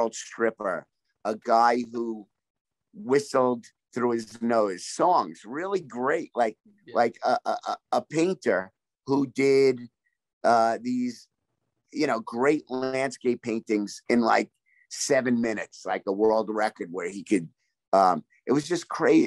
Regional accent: New York, United States; also born or lived in Brooklyn; I grew up right outside New York City, born in Brooklyn

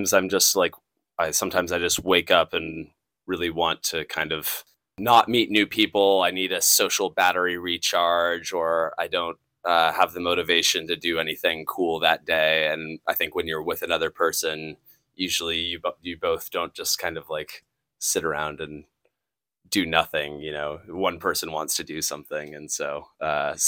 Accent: California, United States; from California

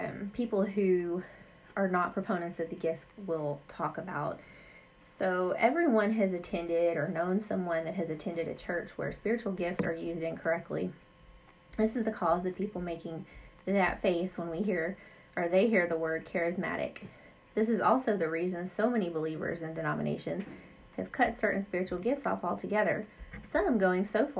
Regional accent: Southwest Louisiana, United States; moved away as an adult; also born or lived in Central Texas; now in Maine, United States; I grew up in Southwest Louisiana

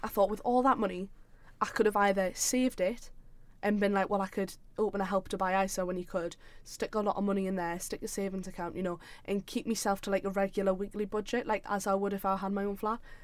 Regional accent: South Shields, North East England, United Kingdom; I'm from Shields, like South Shields

